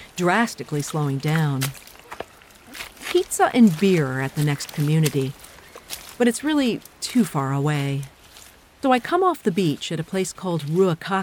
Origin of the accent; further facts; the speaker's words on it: United States; I'm from the United States